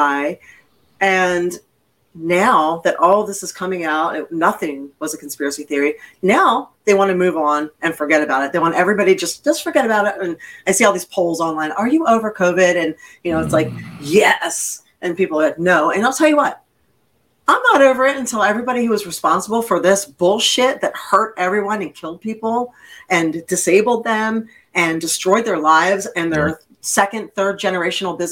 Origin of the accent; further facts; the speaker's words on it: Pennsylvania, United States; moved away; where I lived was out towards the Amish community